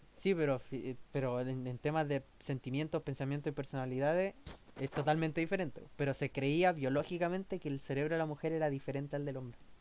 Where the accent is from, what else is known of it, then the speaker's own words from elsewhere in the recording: Chile; nosotros como chilenos